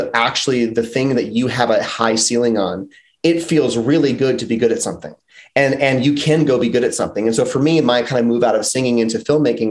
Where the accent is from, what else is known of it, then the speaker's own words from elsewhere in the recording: outside of Chicago, Illinois, United States; moved away as an adult; also born or lived in Philadelphia, Pennsylvania / Los Angeles, California; I grew up outside of Chicago, and then I moved to Philly after college. So I was like 23 when I got to Philly